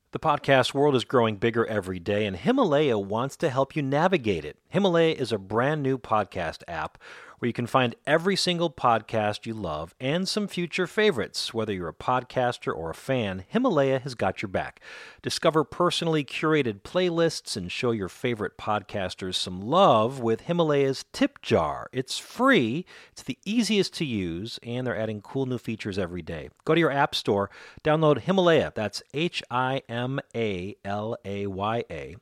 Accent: Chicago, Illinois, United States; we are here in my hometown, Chicago

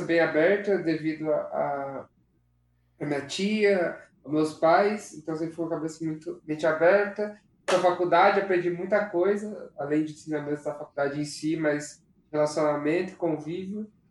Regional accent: São José dos Campos, São Paulo, Brazil; nasci em São José

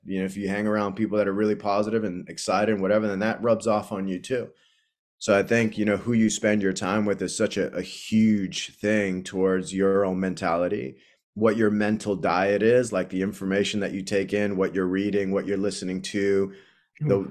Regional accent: Boston, Massachusetts, United States; moved away as an adult; growing up in, in Dorchester, I've spent a lot of time growing up in Jamaica Plain and then in Dorchester

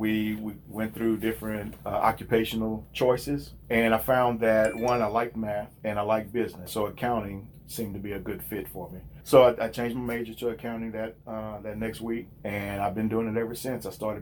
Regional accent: Louisiana, United States; moved away as an adult; well, I moved here from South Louisiana about 25 years ago.

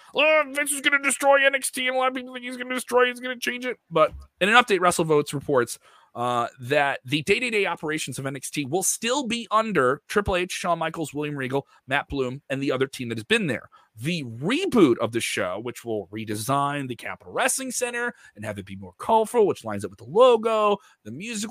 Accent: Ireland; Terrible. I'm Irish. I think I'm allowed to do that.

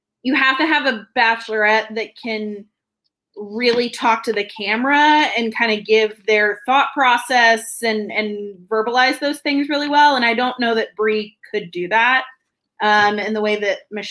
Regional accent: Missouri, United States; moved away; I'm originally from Missouri

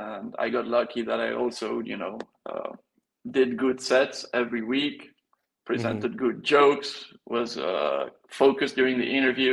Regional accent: Belgium; also born or lived in Spain; I was born in Spain. Grew up in Spain a little bit, then moved to Belgium

